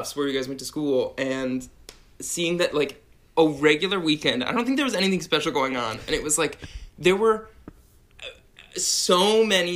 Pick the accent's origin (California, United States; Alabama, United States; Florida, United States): California, United States; San Diego; moved away as an adult; also born or lived in Pittsburgh; now in Brooklyn, New York, United States; I'm from San Diego, grew up there, and then went to Pittsburgh